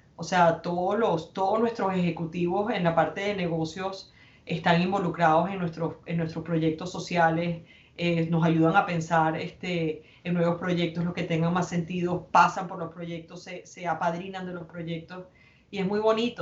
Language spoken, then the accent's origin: Spanish; Venezuela; moved away; somos venezolanos exilados que ya llevamos 10, 15 años en República Dominicana, en Miami